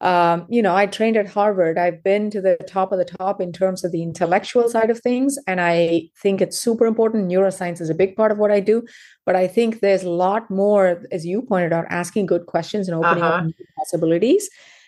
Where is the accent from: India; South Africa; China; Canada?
India; South India; moved away as an adult; also born or lived in United Kingdom; now in United States; So I was born and raised in South India.